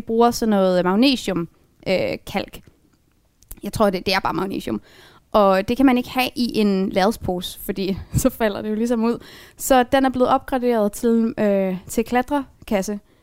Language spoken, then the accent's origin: Danish; Frederikshavn, North Denmark Region, Denmark; moved away as an adult; now in Aalborg, Denmark; Jeg er vokset op i Frederikshavn, og så flyttede jeg til Aalborg, da jeg skulle starte på universitetet, men jeg er født her